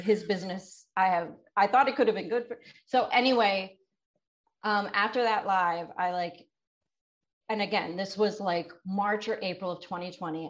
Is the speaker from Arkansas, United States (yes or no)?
no; Delaware, United States; I'm from Delaware